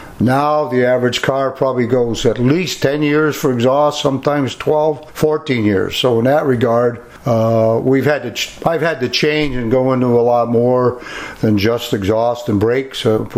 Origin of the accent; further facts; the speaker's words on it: Western Massachusetts, United States; moved away as an adult; now in Brattleboro, United States; I was raised in Western Mass, My father was born and raised in Barrie, Vermont, and I always wanted to come to Brattleboro. And in 1974, I had a chance to move to Brattleboro.